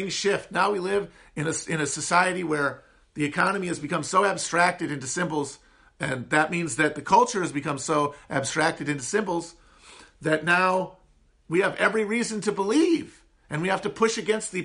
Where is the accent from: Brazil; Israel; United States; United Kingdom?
United States; Upper Midwest; accent: high nasal twang of the upper Midwest; I have one of the least appealing American accents, the high nasal twang of the upper Midwest